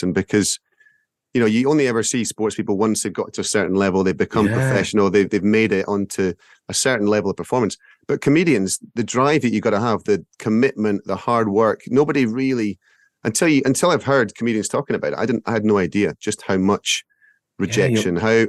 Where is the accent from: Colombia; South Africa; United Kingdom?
United Kingdom; Scotland; as a Scot